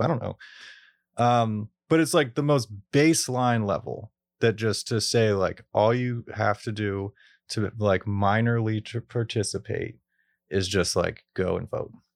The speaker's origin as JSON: {"language": "English", "town": "Pittsburgh", "region": "Pennsylvania", "country": "United States", "tie": "born or raised there", "said": "growing up in Pittsburgh"}